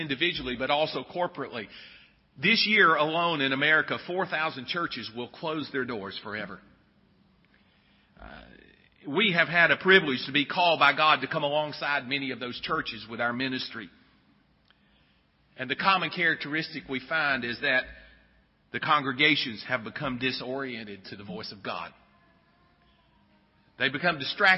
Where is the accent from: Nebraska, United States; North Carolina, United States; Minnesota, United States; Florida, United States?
North Carolina, United States; Sylva; I grew up in Silva, North Carolina, I didn't really grow up even in town